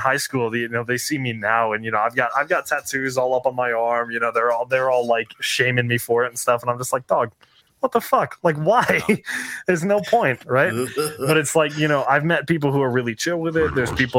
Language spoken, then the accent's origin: English; Utah, United States; also born or lived in California / Ohio; I'm not originally from Utah, right? So I was born in California. I lived in Ohio for 6 years and now I'm here, right?